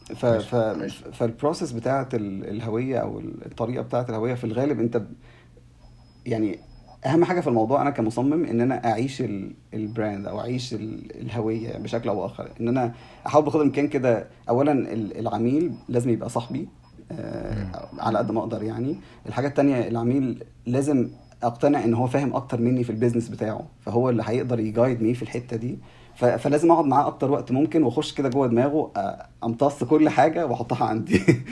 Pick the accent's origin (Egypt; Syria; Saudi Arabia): Egypt; عندنا في مصر